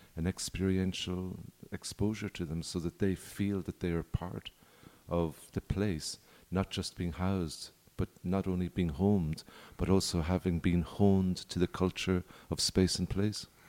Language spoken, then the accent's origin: English; Ireland; now in Punta Mita, Mexico; I'm Irish